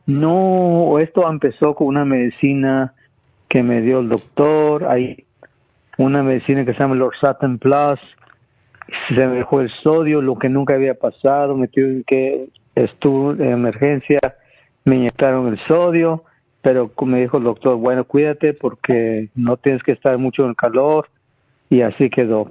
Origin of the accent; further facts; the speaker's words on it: Guatemala; moved away; Yo, yo nací en Guatemala, donde, en campo, que no existía nada